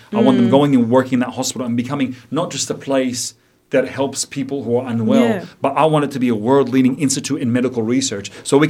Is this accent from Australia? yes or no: yes; Chipping Norton, New South Wales, Australia; also born or lived in Boston, United States / Florida, United States; And I grew up in Chipinona, so that was my backyard.